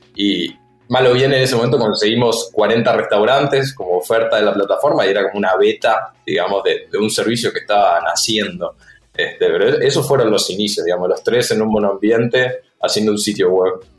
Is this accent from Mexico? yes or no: no; Uruguay; Somos los tres uruguayos.